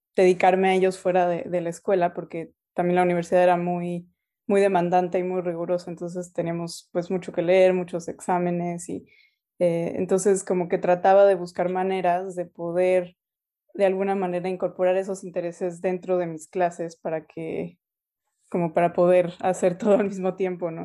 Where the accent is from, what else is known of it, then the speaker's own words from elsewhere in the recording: Mexico City, Mexico; first language Spanish; moved away as an adult; also born or lived in United States; now in Canada; nací y crecí en la Ciudad de México, ahí eh, pues pasé toda mi infancia, mi adolescencia